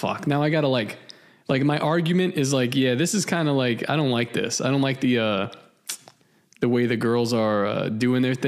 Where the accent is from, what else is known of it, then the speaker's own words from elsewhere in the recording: Puerto Rico; I'm from Puerto Rico.